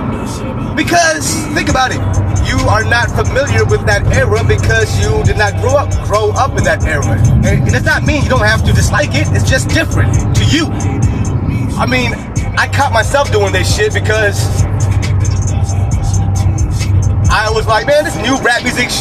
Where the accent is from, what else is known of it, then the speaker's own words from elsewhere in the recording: West Coast, United States; I grew up on the West Coast